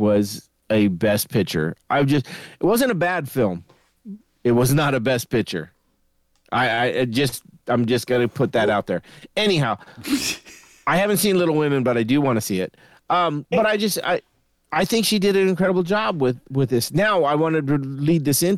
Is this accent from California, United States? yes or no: yes; Sacramento, California, United States; it was from Sacramento and I grew up in Sacramento.